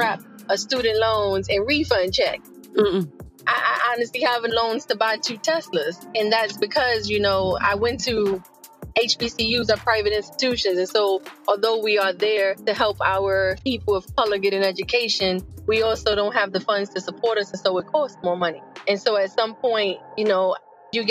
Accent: New York City, New York, United States; moved away as an adult; also born or lived in North Carolina / Washington, D.C.; I am originally from the Bronx, New York

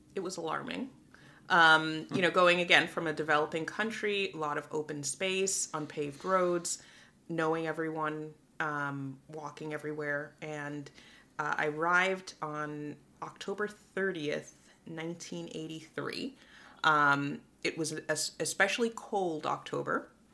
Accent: New York City, New York, United States; moved away as an adult; also born or lived in Guyana; Moved to the Bronx when I was uh, just before my sixth birthday, and there I grew up until I was 18

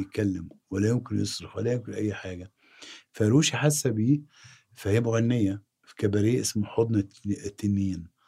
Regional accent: Egypt; أنا مصري

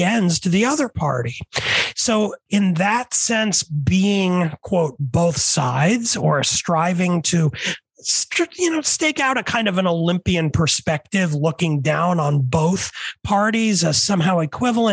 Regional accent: New York City, New York, United States; moved away; I grew up in the 70s and 80s. And back then, I grew up at first in New York City

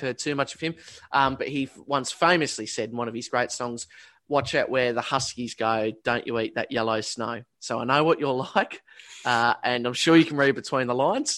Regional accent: Australia

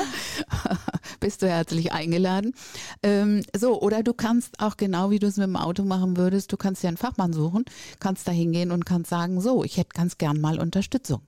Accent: Northern Germany, Germany; now in Düsseldorf, Germany; komme ich aus dem Norden

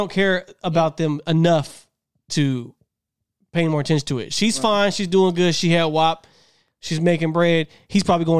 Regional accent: New York, United States; I'm from New York.

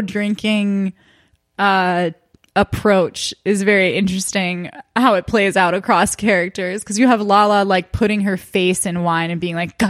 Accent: northwest New Jersey, United States; I did have friends growing up in northwest suburb near Pennsylvania, New Jersey

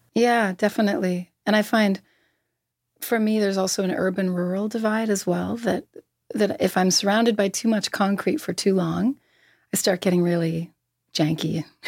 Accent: Halifax, Nova Scotia, Canada; I grew up in Halifax

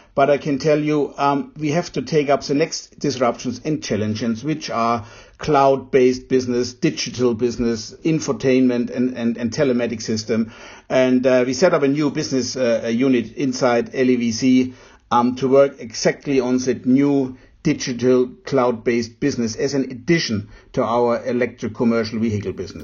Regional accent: Germany; As a German

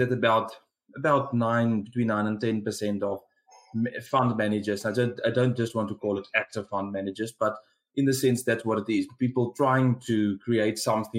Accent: South Africa; accent: South African; given my accent, you can guess where I'm from

